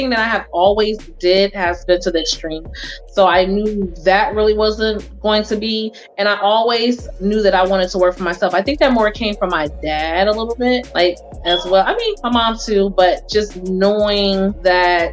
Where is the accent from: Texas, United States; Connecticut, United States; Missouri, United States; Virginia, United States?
Missouri, United States; St. Louis; moved away; I came from St. Louis, Missouri